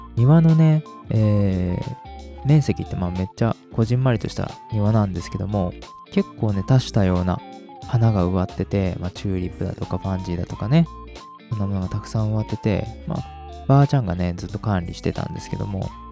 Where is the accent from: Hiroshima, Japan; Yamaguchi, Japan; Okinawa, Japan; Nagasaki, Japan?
Hiroshima, Japan; うち広島です